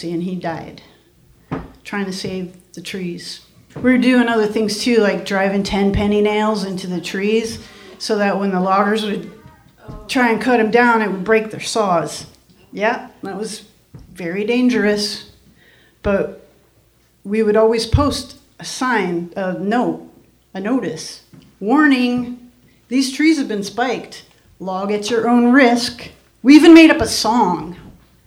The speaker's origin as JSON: {"language": "English", "area": "Adirondack Mountains", "region": "New York", "country": "United States", "tie": "born or raised there", "said": "I grew up in the Adirondack Mountains."}